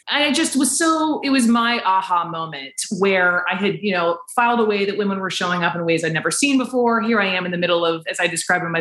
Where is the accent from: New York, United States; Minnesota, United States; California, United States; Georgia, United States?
Georgia, United States; Atlanta; moved away; also born or lived in Chapel Hill, North Carolina; born and raised in Atlanta